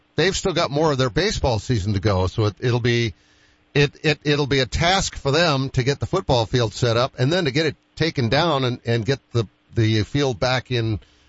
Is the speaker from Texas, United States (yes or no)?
no; Boston, Massachusetts, United States; moved away; When I'm a Bostonian